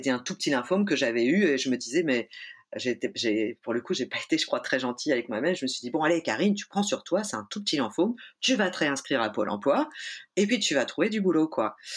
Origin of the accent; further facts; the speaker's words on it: Auvergne-Rhône-Alpes, France; now in Nantes, France; Et puis en plus je venais de Savoie et, euh, et le monde culturel nantais est assez entre soi et c'était assez difficile d'ouvrir les portes quoi.